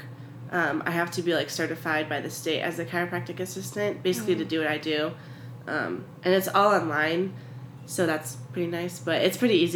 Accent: Tucson, Arizona, United States; I was born and raised in Tucson, and so I've been here for almost 21 years

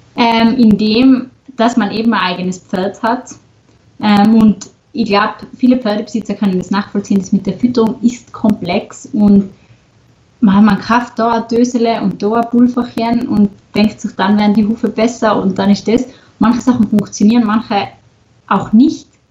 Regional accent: Stubai Valley, Tyrol, Austria; komme aus Tirol, aus dem schönen Stubaital.

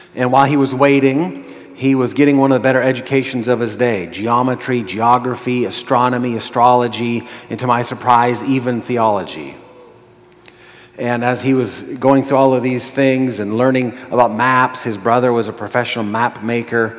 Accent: Montana, United States; I was born and raised in Montana

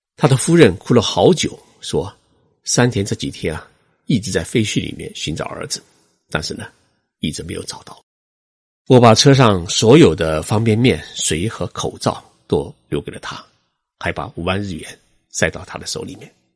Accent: China; now in Tokyo, Japan; 我们中国人

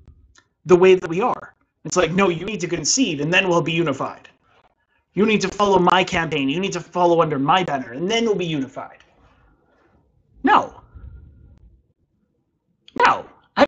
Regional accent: Canada; I'm a Canadian

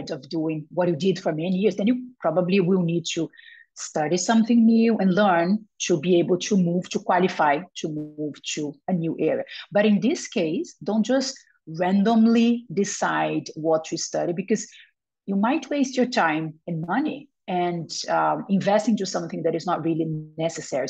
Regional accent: Brazil; moved away; also born or lived in Spain; I was born in Brazil. I lived for 15 years in Spain

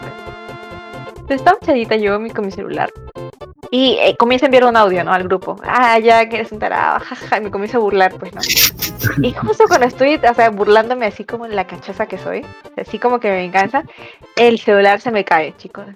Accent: Peru; yo soy vengo acá de Perú de visita

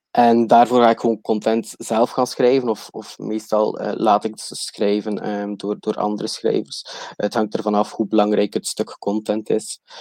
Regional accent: West Flanders, Belgium; accent: West Flemish; moved away as an adult; now in Chiang Mai, Thailand; Ik kom oorspronkelijk uit België en uit eh, West-Vlaanderen, dus eh, excuses voor mijn accent.

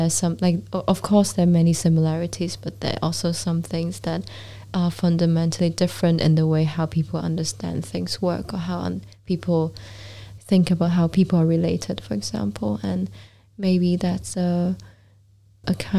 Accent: Hong Kong; moved away as an adult; also born or lived in Vancouver, Canada / London, United Kingdom / Iceland; growing up in Hong Kong, and London

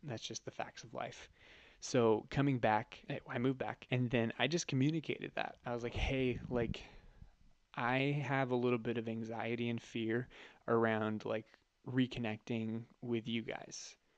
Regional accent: Northern California, United States; moved away as an adult; now in San Diego, United States; I was born and raised in Northern California

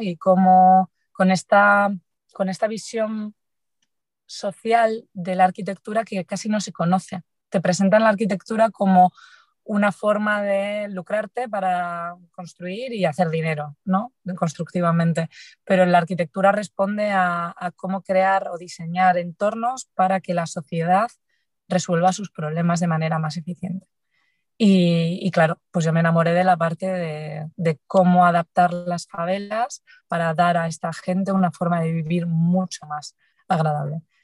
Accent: Galicia, Spain; Soy gallega

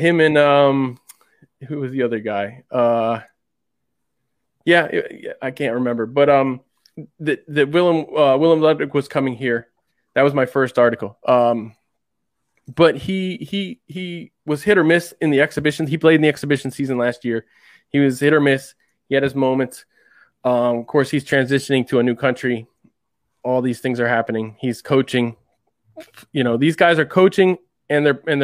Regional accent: Washington, District of Columbia, United States; the DC where I'm originally from, that area

